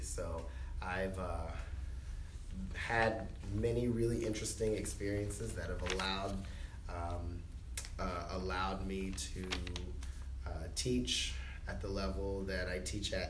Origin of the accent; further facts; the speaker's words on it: Charleston, South Carolina, United States; I am originally from Charleston, South Carolina. I actually went to school at Hanahan Middle School